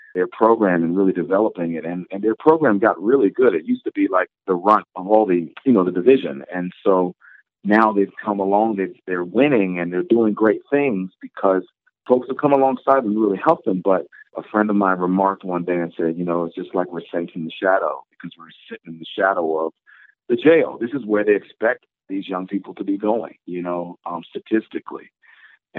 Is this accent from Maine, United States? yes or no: no; Baltimore, Maryland, United States; a community in Baltimore, my hometown